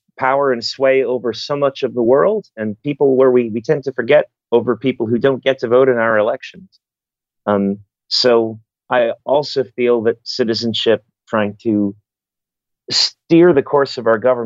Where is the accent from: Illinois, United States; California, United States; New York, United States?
New York, United States; New York City; moved away as an adult; now in Chicago, United States; I grew up in New York City. I came to Chicago